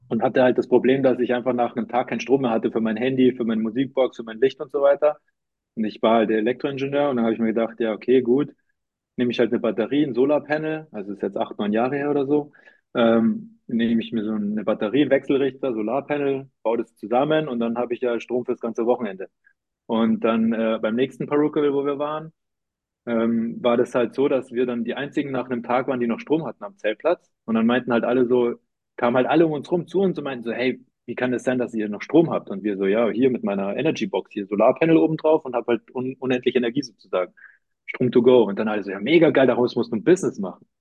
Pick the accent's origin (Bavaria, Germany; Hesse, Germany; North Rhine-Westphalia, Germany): Bavaria, Germany; Munich; also born or lived in Cologne / Zurich; eigentlich komme ich aus München